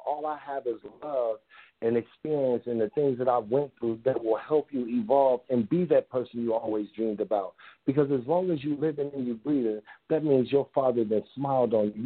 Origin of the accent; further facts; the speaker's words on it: Chicago, Illinois, United States; now in California, United States; I grew up in Chicago and I moved out here to California.